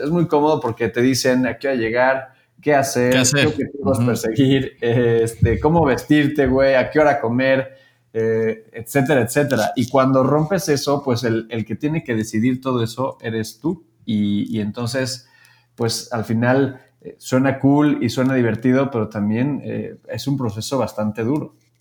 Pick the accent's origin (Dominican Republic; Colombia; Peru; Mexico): Mexico; Querétaro; Yo soy de Querétaro